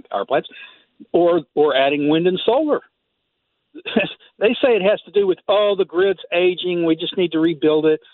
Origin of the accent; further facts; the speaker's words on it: Texas, United States; I grew up in Texas